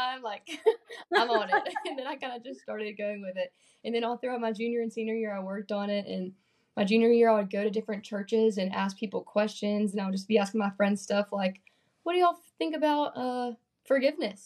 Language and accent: English; Birmingham, Alabama, United States; also born or lived in Mississippi; I grew up in Birmingham, Alabama